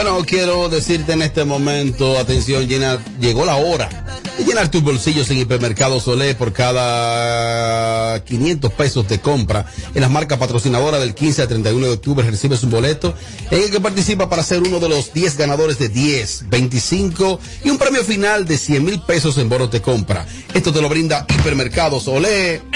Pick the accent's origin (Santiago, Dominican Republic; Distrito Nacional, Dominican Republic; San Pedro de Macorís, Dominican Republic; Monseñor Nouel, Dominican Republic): Monseñor Nouel, Dominican Republic; Bonao; also born or lived in Los Pedregones / Juma; yo viviendo en, mi campo donde me crío orgullosamente, en Los Quemados, la cueva de los Quemados de Bonao.